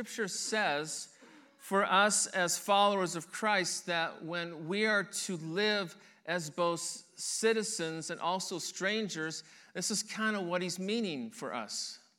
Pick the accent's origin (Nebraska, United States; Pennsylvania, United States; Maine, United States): Nebraska, United States; Henderson; born there; also born or lived in Denver, Colorado / Detroit, Michigan; I was born in Henderson, Nebraska. And then from that point, at the age of 2, my family moved to Denver, Colorado, and we lived there for a little over a year, I believe. From that point, we moved to Detroit, Michigan